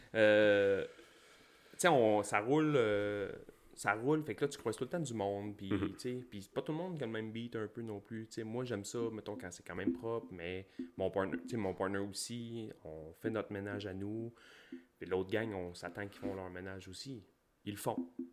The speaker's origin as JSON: {"language": "French", "area": "Gaspésie", "region": "Quebec", "country": "Canada", "said": "On vient du fin fond de la Gaspésie, d'un rang"}